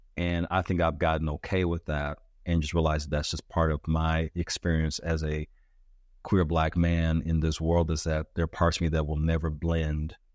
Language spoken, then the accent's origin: English; United States; as an American